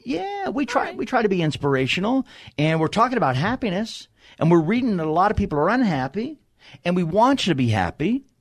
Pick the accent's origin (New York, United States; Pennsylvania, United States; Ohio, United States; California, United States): New York, United States; New York City; I'm from Staten Island, New York